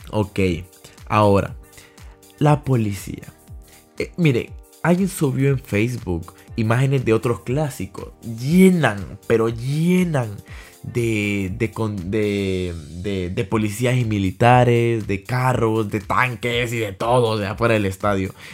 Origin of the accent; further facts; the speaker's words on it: Honduras; Todos somos hondureños, no importa el equipo